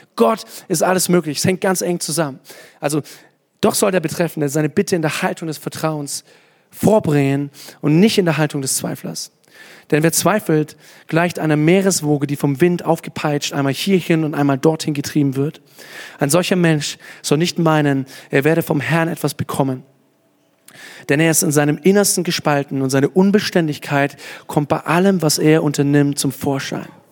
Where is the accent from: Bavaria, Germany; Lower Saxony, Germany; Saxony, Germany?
Bavaria, Germany; Kottensdorf; dass es zu viel Spatzen in Kottensdorf gibt, das ist schon eine Menge, da wo ich herkomme